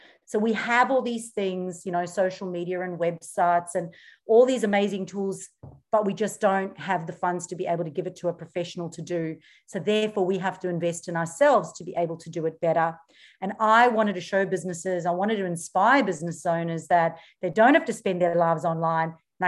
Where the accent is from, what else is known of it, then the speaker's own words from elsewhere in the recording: South Africa; moved away as an adult; now in Australia; And when I moved here, I came from South Africa, and in South Africa, I had paid off cars, paid off houses, paid off everything. And we got the opportunity to immigrate to Australia.